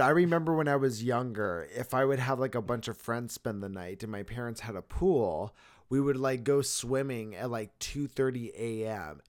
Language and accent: English; Arizona, United States; I am from Arizona